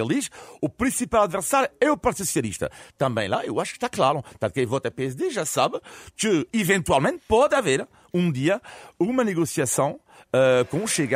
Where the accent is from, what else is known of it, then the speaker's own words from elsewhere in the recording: France; como francês